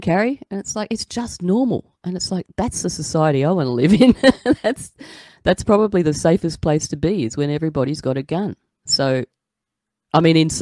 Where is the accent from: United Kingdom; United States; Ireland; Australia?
Australia; as an Aussie